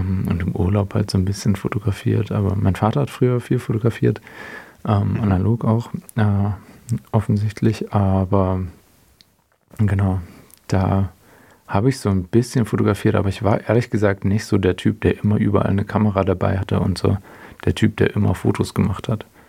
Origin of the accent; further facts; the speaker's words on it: Herrenberg, Baden-Württemberg, Germany; moved away as an adult; also born or lived in Kiel; now in Hamburg, Germany; ich bin in einer kleineren Stadt in der Nähe von Stuttgart aufgewachsen